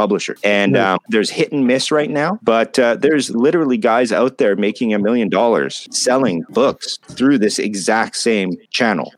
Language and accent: English; Canada; I'm Canadian.